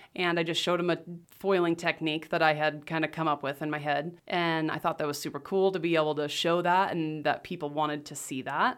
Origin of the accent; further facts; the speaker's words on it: Rathdrum, Idaho, United States; also born or lived in Las Vegas, Nevada; I grew up in Rathdrum, went to Lakeland